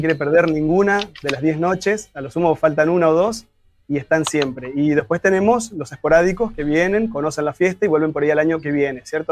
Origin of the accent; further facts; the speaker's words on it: Gualeguaychú, Entre Ríos, Argentina; esa pasión que tenemos los gualeguaychenses por nuestro espacio